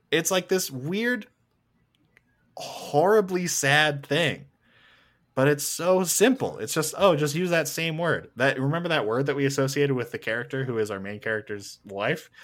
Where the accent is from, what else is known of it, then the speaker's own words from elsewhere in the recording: Canada; I'm just a fucking Canadian with a microphone